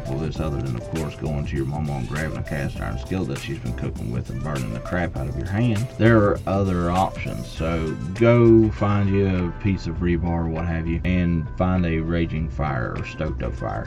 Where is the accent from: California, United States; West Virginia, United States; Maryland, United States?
West Virginia, United States; I grew up here in West Virginia